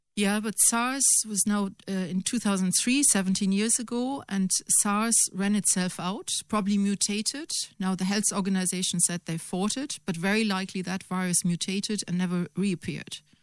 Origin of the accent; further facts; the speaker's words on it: Germany; now in Ireland; Germany. Obviously, my home country